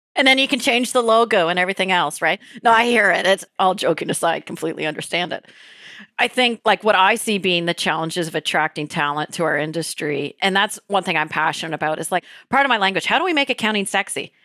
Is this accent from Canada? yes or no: yes; Canada; As a Canadian